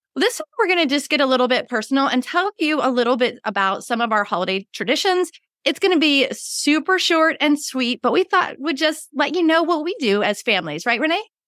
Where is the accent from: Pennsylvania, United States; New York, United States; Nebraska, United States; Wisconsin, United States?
Pennsylvania, United States; near Pittsburgh; now in Western North Carolina, United States; I live in the Blue Ridge Mountains of Western North Carolina, but I grew up near Pittsburgh